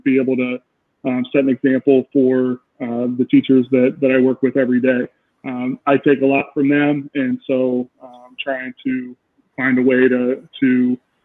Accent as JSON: {"language": "English", "town": "Canton", "region": "Ohio", "country": "United States", "said": "I am from Canton, Ohio"}